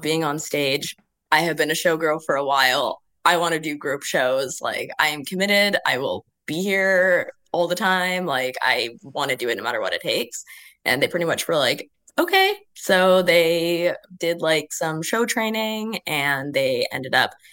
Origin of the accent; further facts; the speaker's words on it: Canada; moved away as an adult; also born or lived in Western Canada; now in Melbourne, Australia; I'm Canadian.